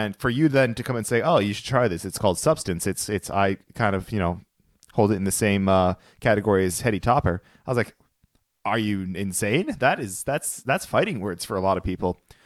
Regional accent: New Hampshire, United States; we're from New Hampshire.

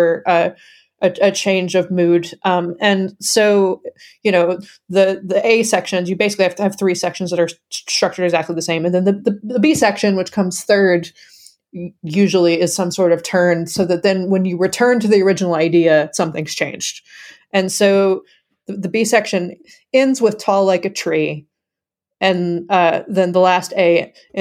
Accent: Kentucky, United States; I'm from Kentucky

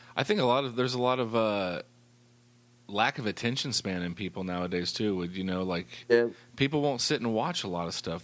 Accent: Effingham, Illinois, United States; moved away; I'm originally from Effingham, you know, so we're actually originally from Bears country.

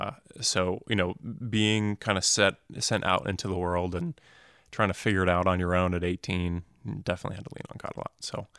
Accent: Phoenix, Arizona, United States; also born or lived in New Jersey; And so I grew up in North Phoenix and Anthem.

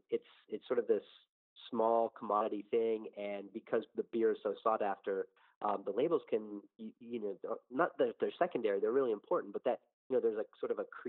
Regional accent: Philadelphia, Pennsylvania, United States; mentioning that I was from Philadelphia

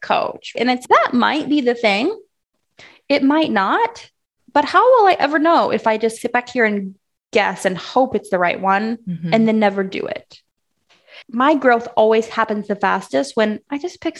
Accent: Southern Illinois, United States; I'm from Illinois, Southern Illinois, and I grew up being the cutest little rodeo girl you ever did see.

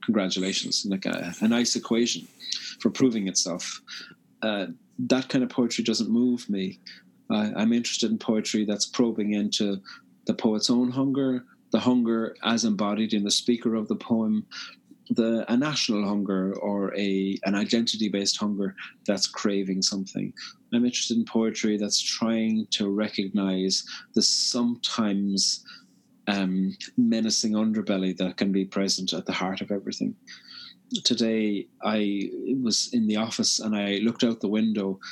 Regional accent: Cork, Munster, Ireland; now in Belfast, United Kingdom; living in Belfast, I'm from Cork on the very south coast, but living in Belfast

